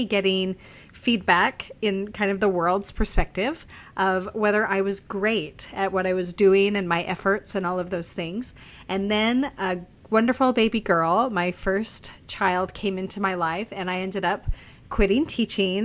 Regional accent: Logan, Utah, United States; moved away as an adult; now in Louisiana, United States; I grew up actually in Logan, Utah, which compared to Castledale is a metropolis.

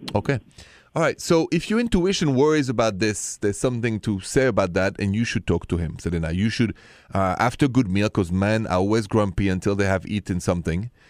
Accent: Paris, Île-de-France, France; accent: French; My accent is French, Français, straight from Paris

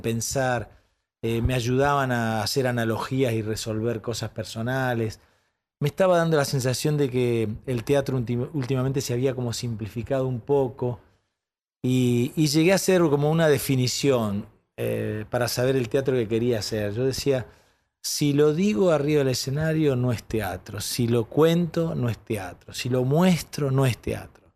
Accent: Paraná, Entre Ríos, Argentina; Yo nací en Paraná, en Entre Ríos

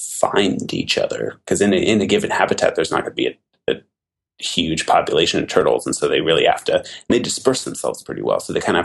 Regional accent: Oregon, United States; moved away as an adult; also born or lived in Massachusetts; I am from Oregon originally

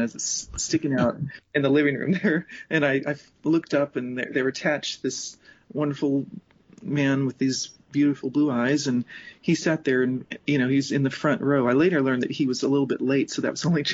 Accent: Denver, Colorado, United States; moved away; I grew up in Denver

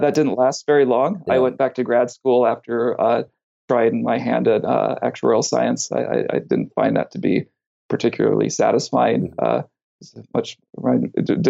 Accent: California, United States; also born or lived in Kansas; now in Baltimore, United States; I'm actually from California, so I'm used to the earthquakes and fires. And then I lived in Kansas

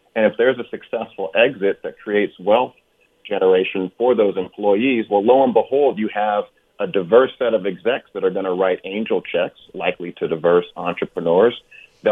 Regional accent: Oakland, California, United States; also born or lived in Hampton, Virginia; I grew up in Oakland, California, went to a historically black college in Hampton, came back to go to Cal

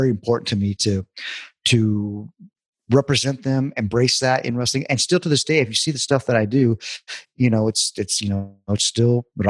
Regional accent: El Paso, Southern California, United States; growing up in first El Paso, but here in Southern California

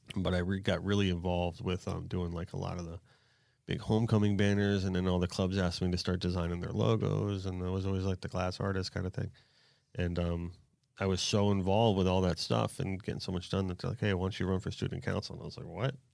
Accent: Pompano Beach, Florida, United States; I spent, like, most of my youth in Pompano

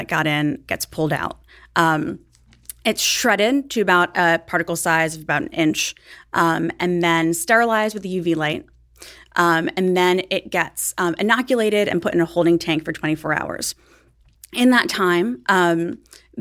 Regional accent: New York City, New York, United States; I grew up in Staten Island near the biggest landfill in the world that could be seen from space.

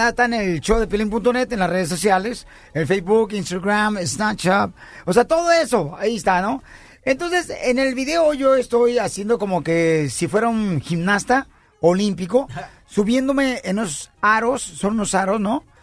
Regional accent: Ocotlán, Jalisco, Mexico; now in United States; yo soy de, de Ocotlán y mis dientes son de fuera

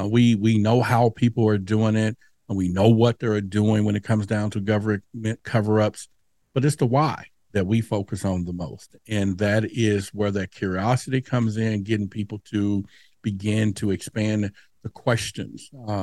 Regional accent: Dallas, Texas, United States; where I grew up in Dallas at that time, near the Dallas Zoo, you know, we would play under the street lights.

